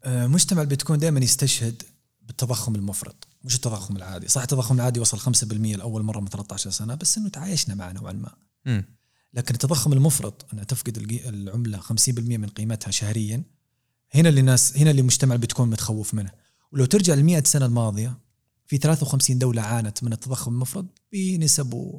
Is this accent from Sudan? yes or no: no; Saudi Arabia; احنا عندنا في دول الخليج